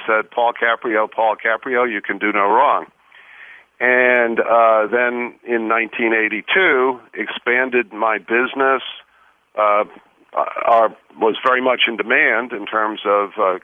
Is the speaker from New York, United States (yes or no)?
yes; New York, United States; moved away as an adult; also born or lived in Washington, D.C.; now in Illinois, United States; I was raised in New York from what I would call a rather Spartan Catholic family